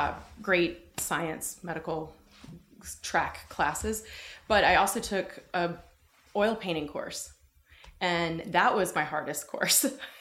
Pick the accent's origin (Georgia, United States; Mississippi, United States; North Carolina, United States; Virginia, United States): North Carolina, United States; Durham; moved away as an adult; now in Los Angeles, United States; I'm originally from Durham, North Carolina.